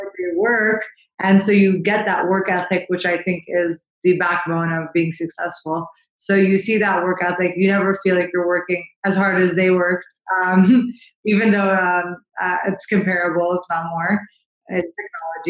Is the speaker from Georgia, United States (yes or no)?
no; St. Louis, Missouri, United States; I was born and raised in St. Louis, Missouri.